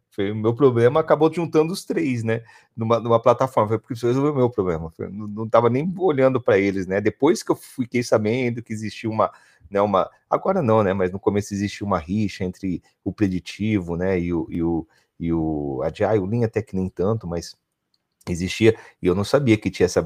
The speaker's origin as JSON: {"language": "Portuguese", "region": "São Paulo", "country": "Brazil", "said": "Hoje eu tenho um colaborador que está no Paraná, eu sou do interior de São"}